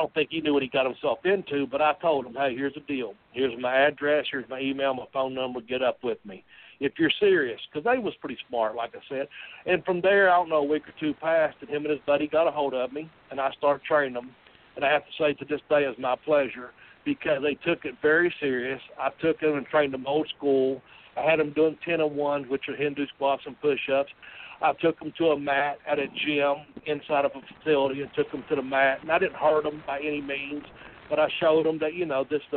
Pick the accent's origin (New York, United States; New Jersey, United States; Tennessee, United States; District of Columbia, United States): Tennessee, United States; Nashville; I'm from Nashville